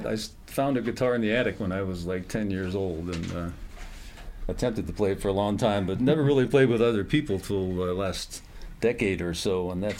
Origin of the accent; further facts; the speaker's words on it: Connecticut, United States; now in Columbia, United States; Well, I'm a Yankee. I grew up in Connecticut till like 48 years ago or something like that, so I've been here a long time.